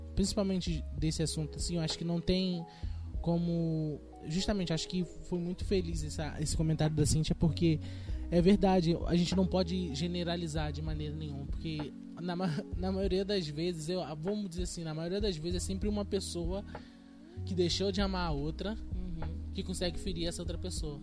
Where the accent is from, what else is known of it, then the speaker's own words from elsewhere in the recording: Rio de Janeiro, Brazil; a gente é carioca